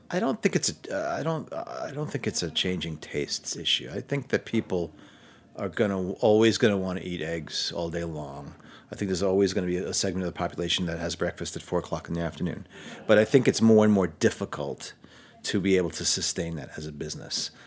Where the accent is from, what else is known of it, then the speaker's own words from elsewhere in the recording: New York City, New York, United States; moved away as an adult; also born or lived in Manhattan, New York; I'm from Brooklyn, and I've lived in Manhattan since college